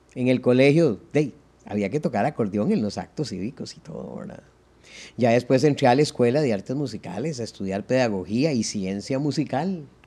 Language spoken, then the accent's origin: Spanish; San José, Costa Rica; also born or lived in Zapote; yo nací en la maternidad Carid y los primeros once meses los viví en barrio Cristo Rey